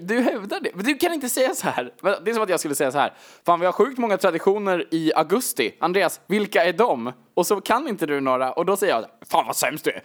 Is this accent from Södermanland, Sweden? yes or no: yes; Gnesta, Södermanland, Sweden; där vi har växt upp